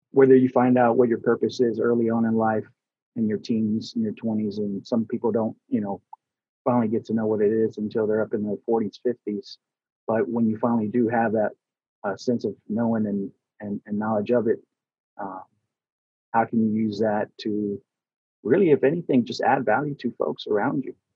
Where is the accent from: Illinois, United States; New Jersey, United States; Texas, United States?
Texas, United States; I'm originally from Texas, and so we lost, uh, you know, I lost my grandmothers.